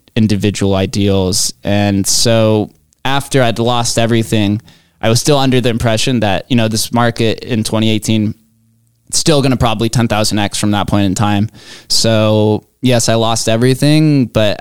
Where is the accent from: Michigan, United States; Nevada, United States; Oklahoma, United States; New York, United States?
Nevada, United States; Las Vegas; Growing up in Vegas